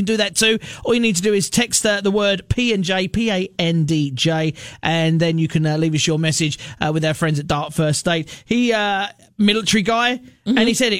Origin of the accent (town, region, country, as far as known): Australia; moved away